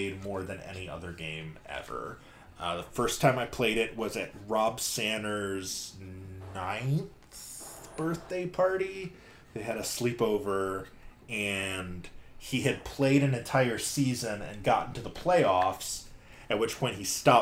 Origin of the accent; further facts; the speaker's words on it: Michigan, United States; as a kid growing up in Michigan